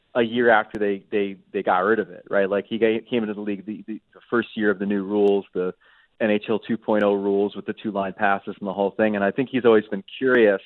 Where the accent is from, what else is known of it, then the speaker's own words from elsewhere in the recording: United States; as an American